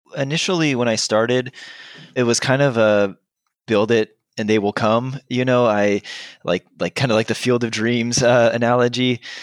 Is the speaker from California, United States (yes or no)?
yes; Southern California, United States; moved away as an adult; now in Bay Area, United States; I'm from Southern California originally